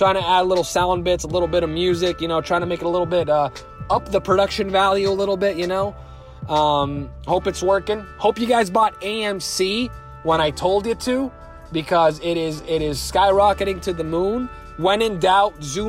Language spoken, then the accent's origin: English; United States; I'm an American